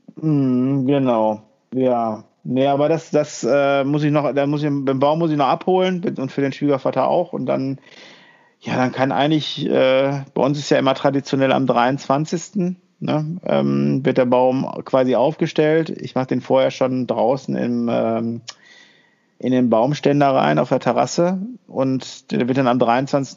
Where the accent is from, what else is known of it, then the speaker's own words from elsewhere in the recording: Germany; bei uns in Deutschland